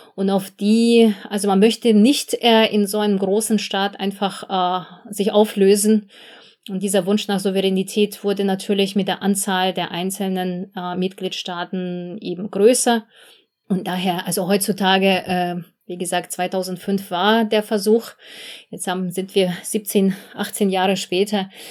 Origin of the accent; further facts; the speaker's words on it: Belarus; moved away as an adult; now in Germany; Ich komme ursprünglich selbst äh, aus Belarus, also ich bin dort geboren, mhm. aufgewachsen